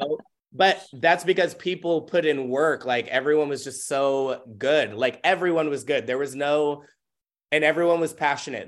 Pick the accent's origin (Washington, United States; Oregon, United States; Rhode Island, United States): Washington, United States; Tacoma; also born or lived in Auburn, Washington; I was born and raised in Tacoma